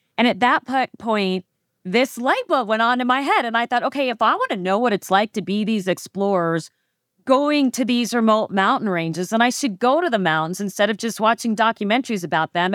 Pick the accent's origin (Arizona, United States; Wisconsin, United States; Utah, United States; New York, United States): Arizona, United States; Phoenix; I was born and raised in Phoenix, Arizona